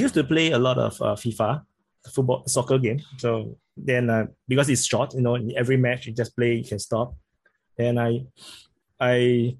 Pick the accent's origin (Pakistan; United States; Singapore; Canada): Singapore; accent: Singaporean; I'm very surprised by the support I get from the channel because I speak with a Singaporean accent.